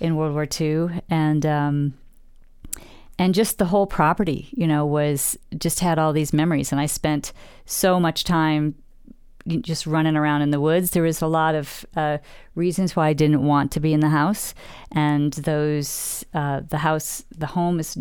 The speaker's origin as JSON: {"language": "English", "region": "Western New York", "country": "United States", "tie": "born or raised there", "moved": "yes", "said": "the homestead that I grew up in back in Western New York"}